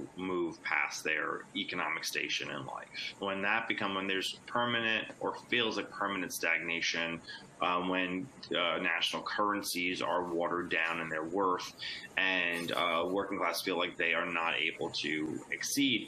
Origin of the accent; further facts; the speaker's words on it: New York City, New York, United States; I'm from Queens my entire life